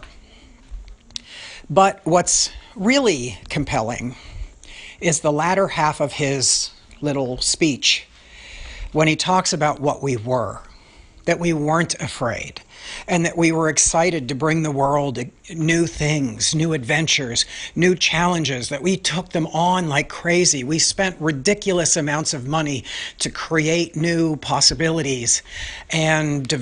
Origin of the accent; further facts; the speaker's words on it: New York City, New York, United States; Being a New Yorker